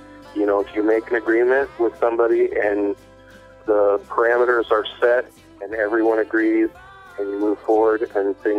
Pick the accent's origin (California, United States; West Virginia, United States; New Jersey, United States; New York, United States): California, United States; Modesto; It's my home. I was born here. I was raised here